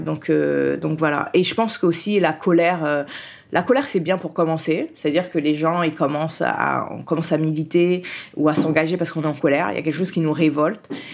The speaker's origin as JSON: {"language": "French", "country": "France", "tie": "born or raised there", "also_born_or_lived": "Haiti", "said": "je suis née en Haïti et je suis arrivée en France. Euh, mon père était déjà en France et il a fait le regroupement familial. Donc je suis arrivée en France"}